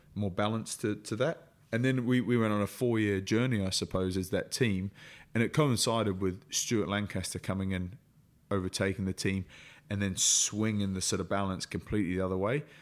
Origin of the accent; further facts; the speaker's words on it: New Zealand; moved away; growing up in New Zealand, everything to do with it, then moving here